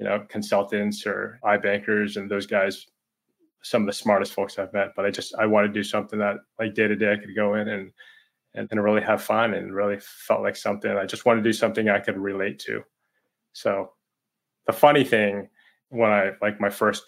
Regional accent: Boston, Massachusetts, United States; I grew up in Boston

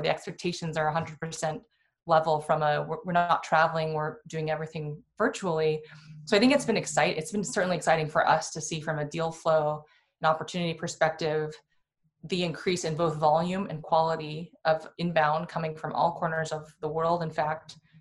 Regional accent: Iowa, United States; also born or lived in Bay Area; now in Minnesota, United States; I was born in Iowa

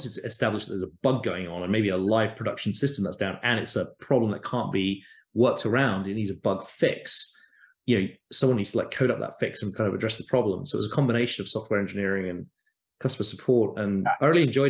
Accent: United Kingdom; moved away as an adult; now in United States; in the UK, where I grew up, as you can probably tell from my accent

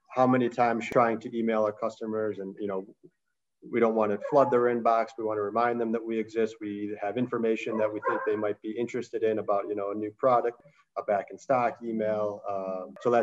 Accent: Chicago, Illinois, United States; also born or lived in New York; I'm from Chicago, from the suburbs. My whole family's here

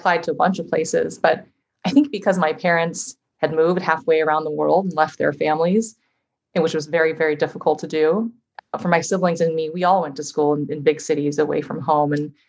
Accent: San Diego, California, United States; also born or lived in Davenport, Iowa / Bay Area, California; now in Minneapolis, United States; But we moved to California when I was three. So I grew up in San Diego in paradise.

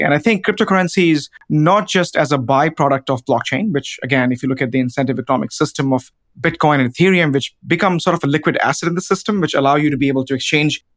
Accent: India; now in United States; a village in India, which is, again, my home country

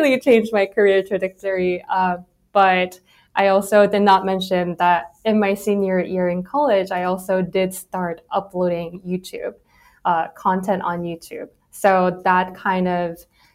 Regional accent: South Korea; moved away as an adult; I grew up in Korea, and I went to all girls middle school, all girls high school, all women's college

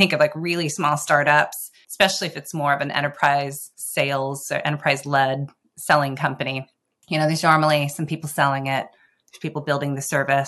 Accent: Seattle, Washington, United States; Growing up in Seattle, I think I was going between something coffee-related or tech-related

